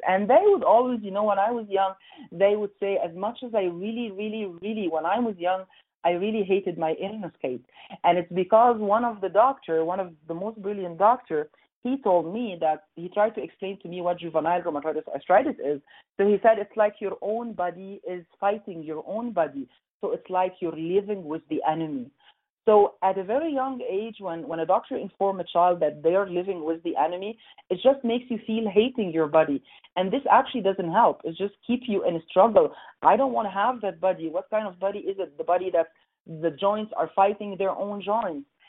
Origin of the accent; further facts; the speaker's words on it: Egypt; moved away as an adult; also born or lived in Montreal, Canada; now in Calgary, Canada; growing up in Egypt, Egypt uh, by that time, long, long, long time ago